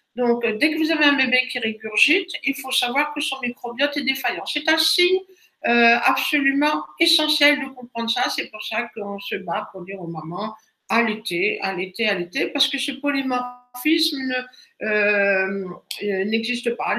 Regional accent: Brittany, France; chez nous en Bretagne

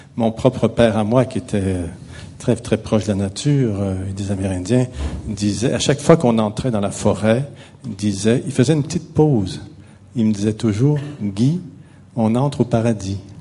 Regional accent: Quebec, Canada; je suis québécois, je viens du Québec, ça doit s'entendre un petit peu

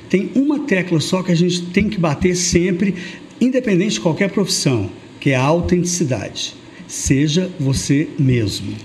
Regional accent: Uberlândia, Minas Gerais, Brazil; eu nasci em Uberlândia, faço parte de 18% da sociedade tradicional de Uberlândia

